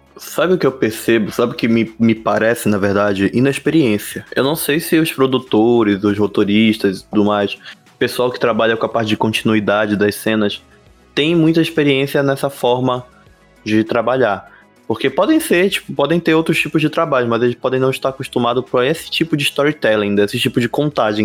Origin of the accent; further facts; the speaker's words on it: Belém, Pará, Brazil; a gente é de Belém do Pará